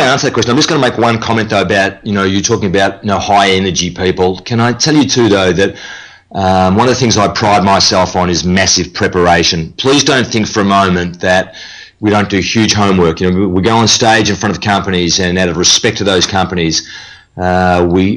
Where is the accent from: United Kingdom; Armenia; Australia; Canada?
Australia; Melbourne, Victoria; that's where I'm from Melbourne, Australia